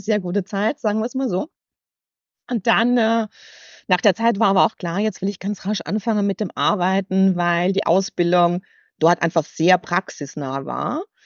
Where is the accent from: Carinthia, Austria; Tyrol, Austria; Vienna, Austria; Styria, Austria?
Styria, Austria; Weiz; accent: halb österreichisch; moved away as an adult; also born or lived in United States; now in Hamburg, Germany; Ich bin, äh, ich bin Steirerin. Ich komme aus Weiz, 10.000 Einwohner und bin irgendwie mhm. ganz behütet, glaube ich, aufgewachsen.